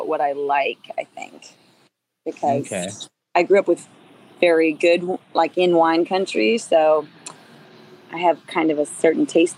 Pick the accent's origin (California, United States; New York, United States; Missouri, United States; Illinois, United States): California, United States; Calistoga; I'm from Calistoga. I'm from like this tiny town in Napa Valley called Calistoga.